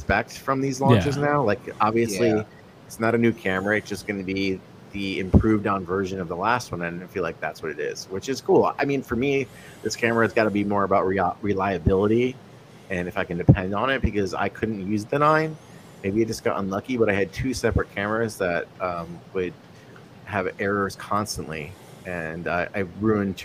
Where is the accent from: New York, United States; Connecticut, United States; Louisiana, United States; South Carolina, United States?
Connecticut, United States; moved away; also born or lived in New Haven, Connecticut; I grew up in Connecticut